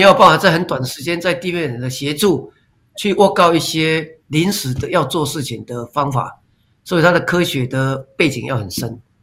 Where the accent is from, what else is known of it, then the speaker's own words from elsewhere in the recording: Taiwan; accent: Taiwanese Hokkien-influenced Mandarin; first language Taiwanese Hokkien; Chinese is a second language; 台语是我的母语